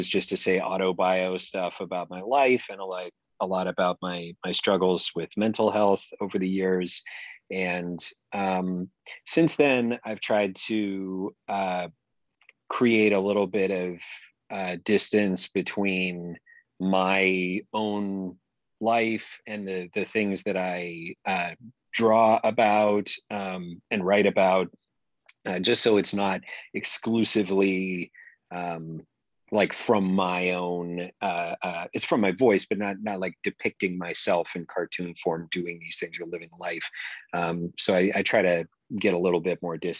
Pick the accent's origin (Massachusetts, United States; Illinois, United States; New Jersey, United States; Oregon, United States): Oregon, United States; also born or lived in East Coast, United States; I moved out to Oregon with my family when I was a kid and grew up mainly around here